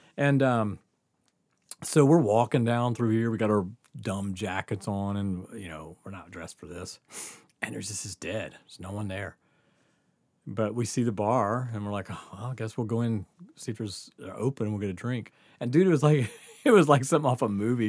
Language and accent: English; Mississippi, United States; moved away; we grew up in Mississippi